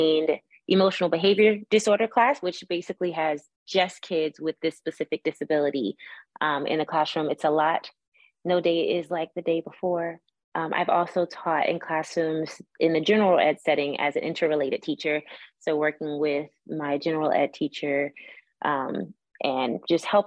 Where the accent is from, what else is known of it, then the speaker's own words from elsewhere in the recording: Miami, Florida, United States; I'm from Miami